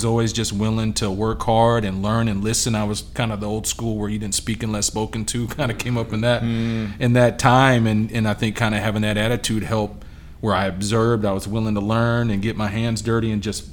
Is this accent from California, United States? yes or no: no; Yakima, Washington, United States; also born or lived in South Carolina; now in Charlotte, United States; I'm originally from out in the Pacific Northwest.